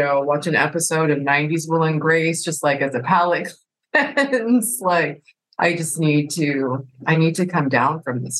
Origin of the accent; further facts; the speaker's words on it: California, United States; born there; I am a military brat. Actually, my dad was in the Navy. I was born in California. I lived lots of places.